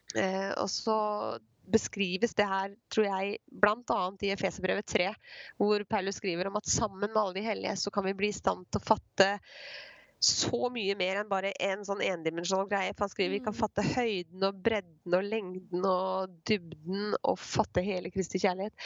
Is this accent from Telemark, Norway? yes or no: yes; Skien, Telemark, Norway; jeg er fra Skien